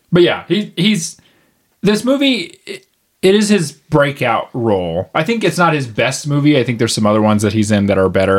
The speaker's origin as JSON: {"language": "English", "country": "United States", "tie": "born or raised there", "said": "I was raised in the United States"}